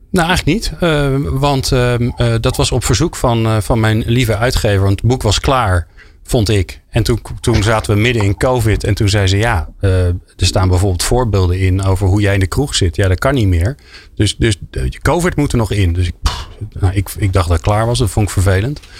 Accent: Zoetermeer, South Holland, Netherlands; Ik kwam uit Zoetermeer. Ik moest 10 kilometer fietsen.

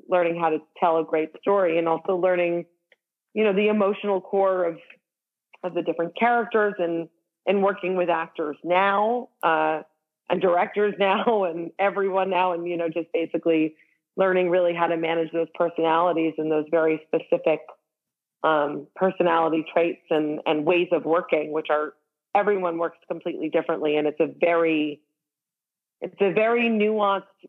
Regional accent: Marlborough, Massachusetts, United States; moved away as an adult; also born or lived in Los Angeles; I grew up in Marlborough, Massachusetts, just outside of Boston

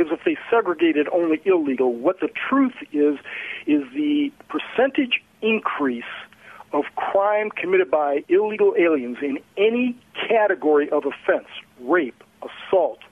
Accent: Cleveland, Ohio, United States; landed back in Cleveland, my hometown

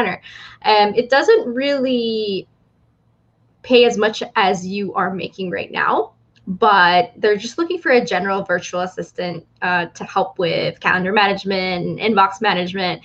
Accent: Philippines; I'm from the Philippines and born and raised here

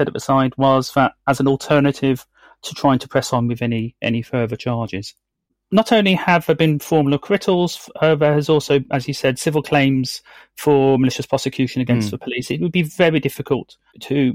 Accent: Birmingham, West Midlands, United Kingdom; I'm from Birmingham. I was brought up with the wonderful West Midlands Serious Crime Squad all around.

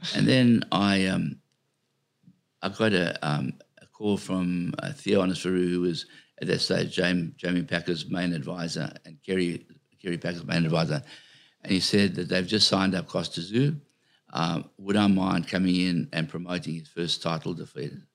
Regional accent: South Africa; I come from a little country town in South Africa

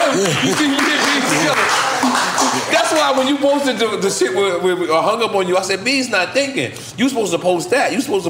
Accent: Philadelphia, Pennsylvania, United States; Listen, I'm from Philadelphia niggas together.

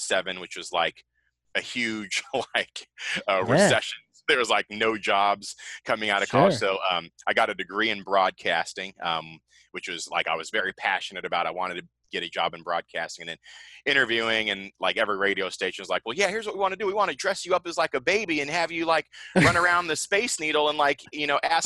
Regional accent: Seattle, Washington, United States; I grew up in Seattle, the area code 98178

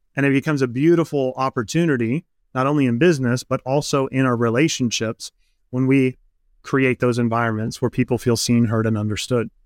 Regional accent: Midwest, United States; I grew up in the Midwest. Midwestern boy, farm country

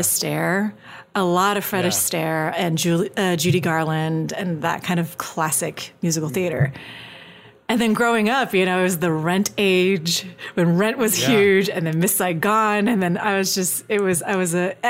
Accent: Singapore; now in United States; I grew up, I was born and raised in Singapore.

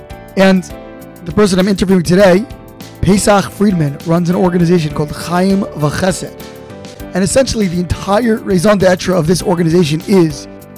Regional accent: Baltimore, Maryland, United States; I believe you are similarly from the great city of Baltimore, as am I, having grown up there.

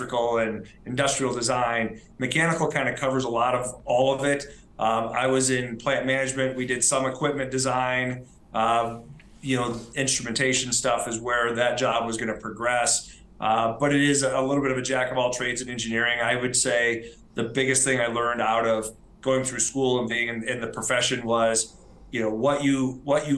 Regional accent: Michigan, United States; moved away as an adult; also born or lived in Kalamazoo, Michigan / Detroit, Michigan; now in Jackson Hole, United States; I was born and raised in Michigan.

